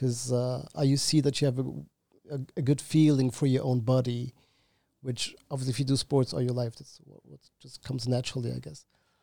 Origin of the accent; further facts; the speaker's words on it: Germany; born there; I was born in Germany, but I'm not German. I don't have a German nationality and I don't have any German blood.